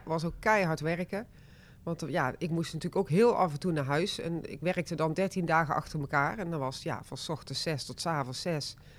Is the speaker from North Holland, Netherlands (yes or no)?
no; 's-Hertogenbosch, North Brabant, Netherlands; also born or lived in Rosmalen; ik ben eigenlijk een echte Brabander. Ik ben in uh, geboren. En ik heb, daarna hebben wij in Den Bosch gewoond. Ik ben opgegroeid met een zus